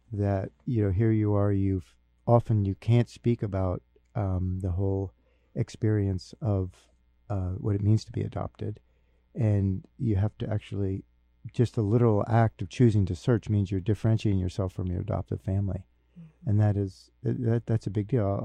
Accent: Newark, New Jersey, United States; born there; I was born in Newark, New Jersey, so I drove down to New Jersey

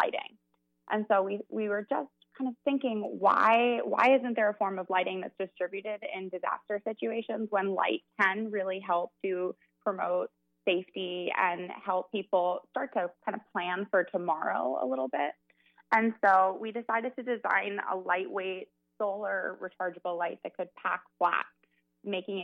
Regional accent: outside of Boston, Massachusetts, United States; moved away as an adult; also born or lived in New York; now in Chicago, United States; I'm from outside of Boston

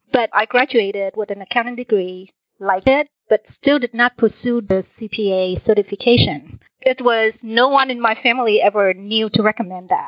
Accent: Vietnam; also born or lived in Washington, D.C. area, United States; now in Houston, United States; Originally, I'm from Vietnam. I was born a year after the war

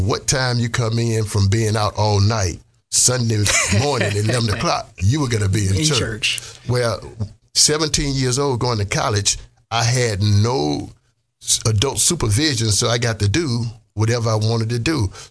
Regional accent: Mississippi, United States; moved away; I grew up in Mississippi, poor.

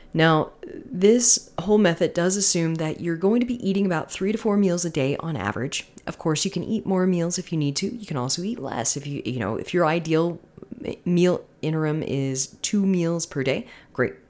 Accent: Florida, United States; moved away; I am from Florida.

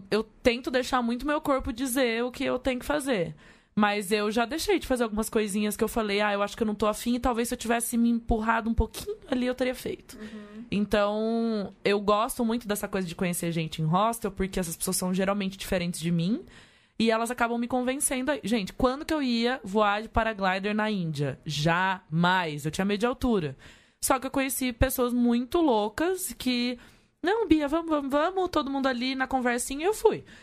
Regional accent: Manaus, Amazonas, Brazil; sou de Manas, eu viajo desde 16 anos, eu tenho 31.

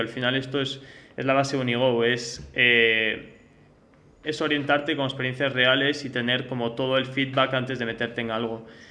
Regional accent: France; moved away; also born or lived in United States; nací en Francia y he vivido también en Estados Unidos

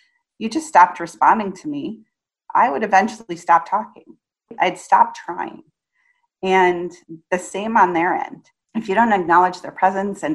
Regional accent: Indiana, United States; I grew up in Indiana

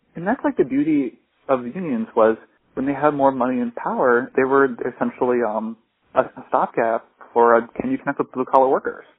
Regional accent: Iowa, United States; living in Iowa, growing up in Iowa, going to college in Iowa

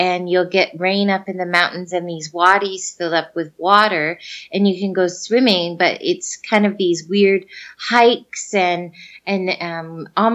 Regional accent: Fort McMurray, Alberta, Canada; moved away as an adult; I'm from Fort McMurray and it gets to minus 50

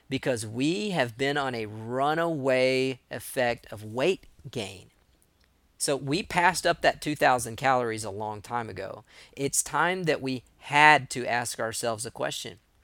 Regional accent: East Texas, United States; I'm from East Texas

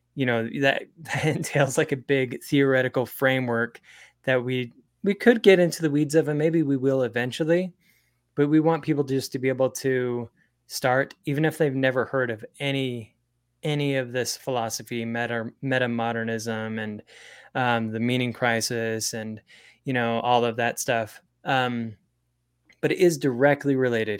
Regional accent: Springville, Utah, United States; I was raised in Springville, Utah

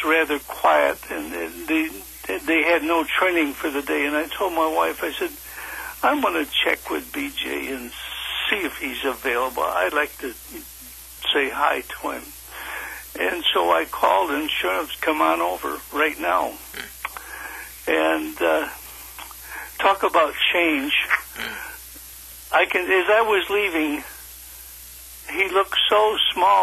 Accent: Ann Arbor, Michigan, United States; I grew up, born and raised in Ann Arbor, Michigan, on a farm

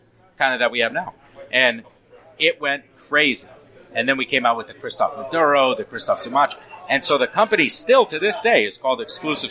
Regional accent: Rhode Island, United States; accent: Rhode Island; 80% of my mental energy is not sounding like I'm from Rhode Island

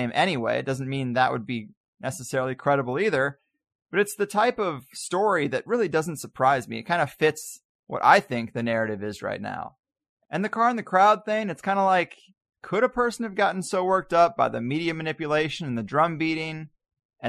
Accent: Missouri, United States; I grew up in Missouri in a place where the KKK literally solicits for new members at the Peevely Flea Market flag booth

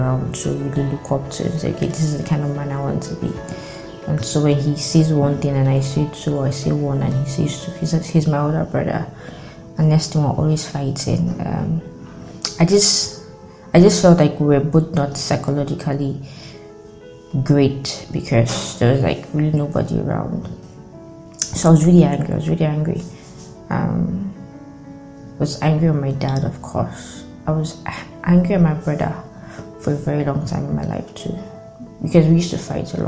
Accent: Delta, Nigeria; I'm from Delta State, so as an indigene

